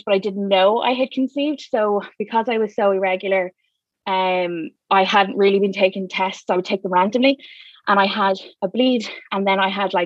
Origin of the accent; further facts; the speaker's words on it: Dublin, Leinster, Ireland; I am from South County, Dublin, born and raised, live here still